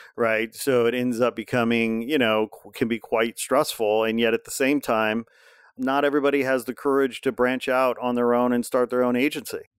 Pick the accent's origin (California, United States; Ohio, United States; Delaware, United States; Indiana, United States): Indiana, United States; I'm from Indiana